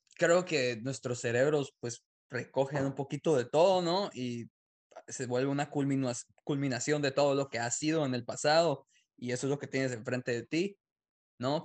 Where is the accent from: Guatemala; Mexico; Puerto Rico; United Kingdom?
Guatemala; now in United States; yo nací en Guatemala